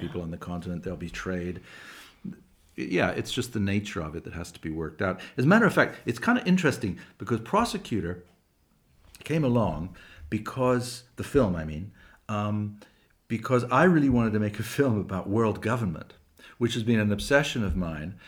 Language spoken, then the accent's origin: English; England, United Kingdom; I was born in England